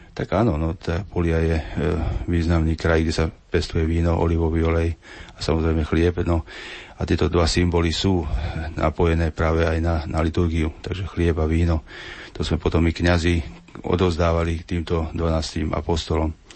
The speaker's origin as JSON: {"language": "Slovak", "country": "Slovakia", "said": "u nás e, na Slovensku"}